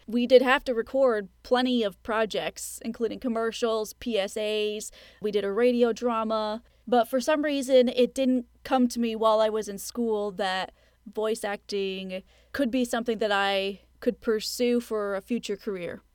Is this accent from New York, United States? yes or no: yes; Plattsburgh, New York, United States; I ended up going back to school in my hometown of Plattsburgh, New York